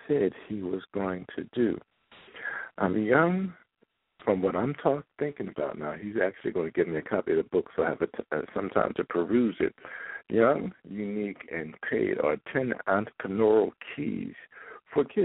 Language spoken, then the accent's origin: English; Philadelphia, Pennsylvania, United States; I'm from Philadelphia, and I was like him growing up.